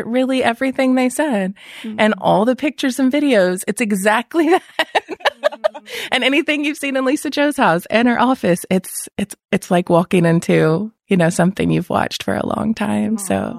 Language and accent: English; Chattanooga, Tennessee, United States; I am from Tennessee, Chattanooga, outside of Chattanooga. So I flew in from there